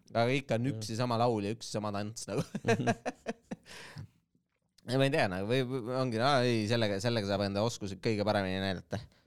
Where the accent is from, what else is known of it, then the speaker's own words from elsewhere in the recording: Estonia; me oleme eestlased